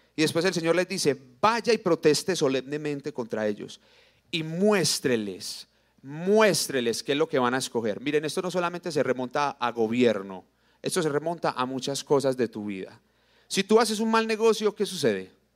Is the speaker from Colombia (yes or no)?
yes; Colombia; somos colombianos